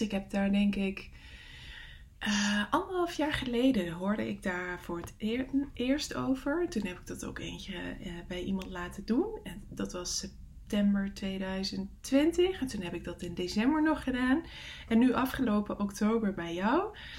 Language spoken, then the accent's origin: Dutch; Netherlands; moved away; het dorp is waar mijn eh, ouders wonen, waar ik vandaan kom